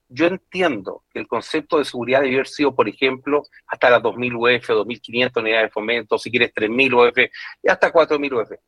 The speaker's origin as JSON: {"language": "Spanish", "country": "Chile", "said": "todos nosotros como chilenos"}